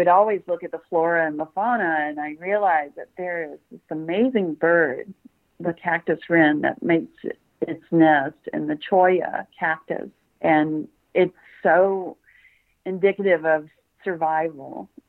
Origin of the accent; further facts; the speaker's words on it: Memphis, Tennessee, United States; also born or lived in Tucson, Arizona; now in Salisbury, Indiana, United States; I was born in Memphis.